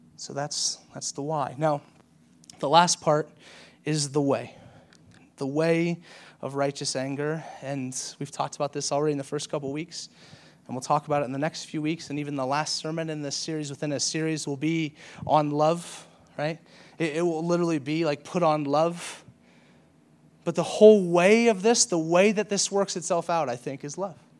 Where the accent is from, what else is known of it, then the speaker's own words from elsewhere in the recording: the South, United States; I grew up in the South